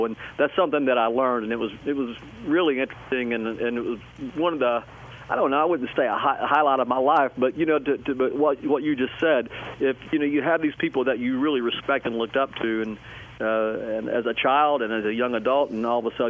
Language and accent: English; Tennessee, United States; And when I grew up in East Tennessee, and I was consumed by so much music. I obviously loved country music.